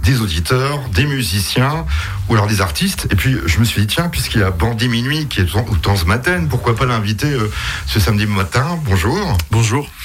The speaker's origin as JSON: {"language": "French", "town": "Strasbourg", "region": "Grand Est", "country": "France", "said": "moi, je suis, je suis de Strasbourg."}